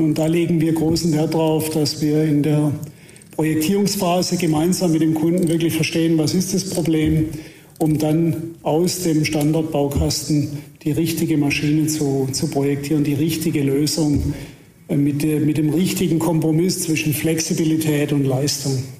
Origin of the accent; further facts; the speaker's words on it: Heilbronn, Baden-Württemberg, Germany; ich bin in Heilbronn geboren, also nicht so weit weg von, von hier.